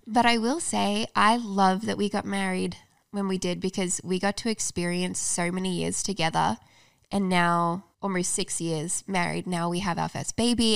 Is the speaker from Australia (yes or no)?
yes; Australia; moved away as an adult; now in United States; I'm from Australia